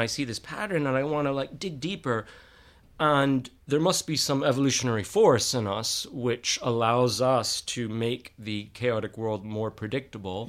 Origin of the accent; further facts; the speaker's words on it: Texas, United States; moved away as an adult; also born or lived in United Kingdom; now in London, United Kingdom; I'm from Texas